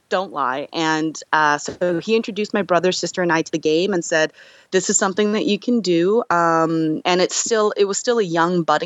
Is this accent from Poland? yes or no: no; United States; as an American-born Korean, I experienced a bit of that, you know, when I was a kid.